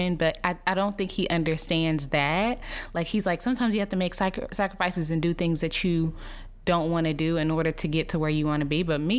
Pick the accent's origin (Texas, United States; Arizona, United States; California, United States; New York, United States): Texas, United States; Dallas; now in Los Angeles, United States; my hometown, Dallas, Texas